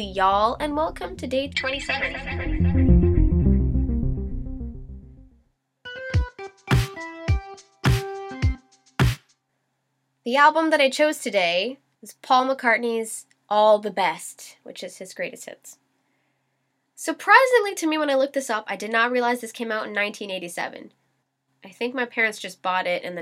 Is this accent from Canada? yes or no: yes; Canada; I'm a Canadian Scorpio